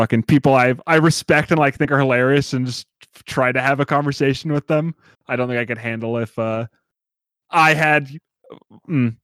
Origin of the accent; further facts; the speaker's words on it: Portland, Oregon, United States; I grew up in Portland